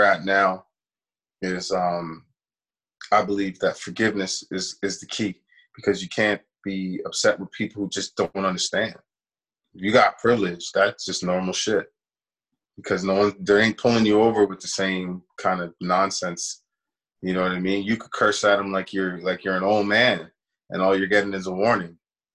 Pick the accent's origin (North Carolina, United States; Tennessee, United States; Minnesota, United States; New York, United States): New York, United States; now in Edmonton, Canada; I grew up in New York, when I was a kid